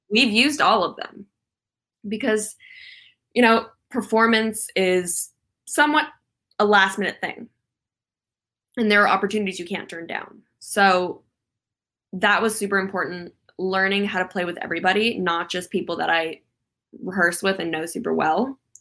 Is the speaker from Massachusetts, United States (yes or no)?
no; Calabasas, California, United States; where I grew up in Calabasas